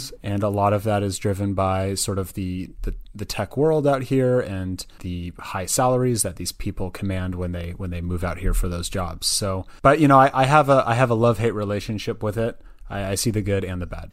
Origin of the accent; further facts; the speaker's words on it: Berkeley, California, United States; also born or lived in Santa Barbara, California / San Francisco, California; I was I was born and raised in the Bay Area, um, so I'm actually originally from Berkeley, California